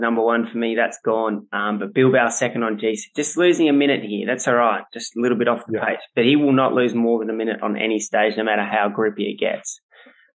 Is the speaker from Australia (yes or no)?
yes; Australia; as an Australian